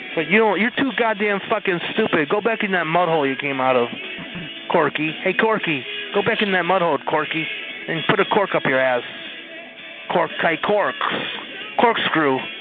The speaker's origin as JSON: {"language": "English", "town": "Tampa", "region": "Florida", "country": "United States", "said": "Beautiful Tampa, Florida"}